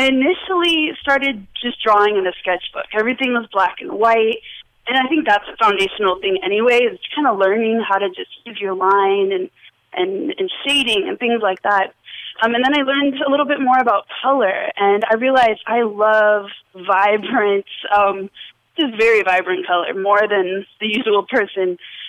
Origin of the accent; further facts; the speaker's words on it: Las Vegas, Nevada, United States; And in Las Vegas, I kind of did start to discover that I loved art from early on